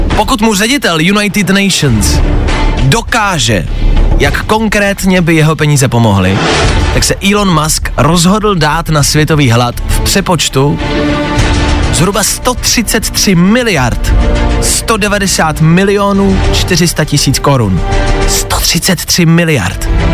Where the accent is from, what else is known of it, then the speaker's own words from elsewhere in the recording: Plzeň, Plzeň Region, Czechia; Já jsem z Plzně